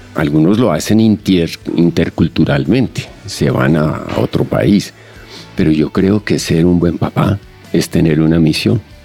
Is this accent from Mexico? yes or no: no; Colombia; soy colombiano eh, con doble nacionalidad